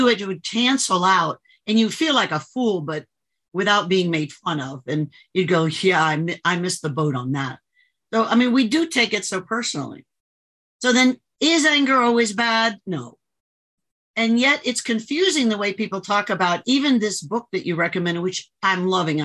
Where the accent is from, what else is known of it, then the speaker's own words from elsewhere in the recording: Miami, Florida, United States; I grew up in Miami area